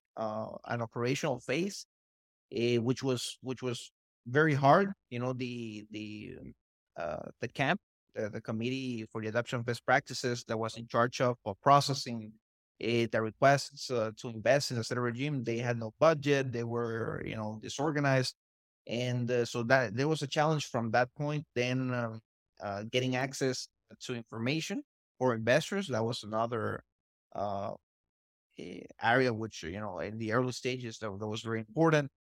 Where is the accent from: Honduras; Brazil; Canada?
Honduras; I'm a Honduran, I'm, I was born in Honduras